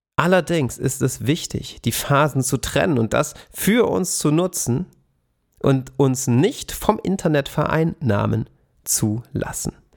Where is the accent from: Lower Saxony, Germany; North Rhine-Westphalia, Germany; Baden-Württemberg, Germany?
Baden-Württemberg, Germany; Swabian Jura; an der Schwäbischen Alb auf den Streuobstwiesen, wo ich herkomme